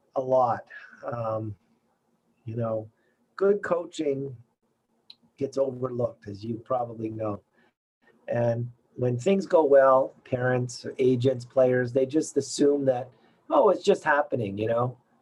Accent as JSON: {"language": "English", "town": "Toronto", "region": "Ontario", "country": "Canada", "tie": "born or raised there", "moved": "as an adult", "lives_now": "Montreal, Canada", "said": "I grew up in Canada. I grew up in Toronto."}